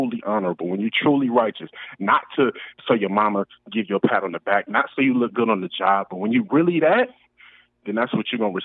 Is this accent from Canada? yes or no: no; Pasadena, California, United States; I'm from Pasadena.